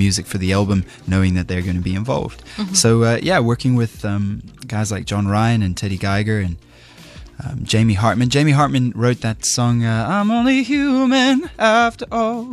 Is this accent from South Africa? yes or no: yes; Johannesburg, Gauteng, South Africa; moved away as an adult; now in New York City, United States; I'm still the Joburg boy growing up in South Africa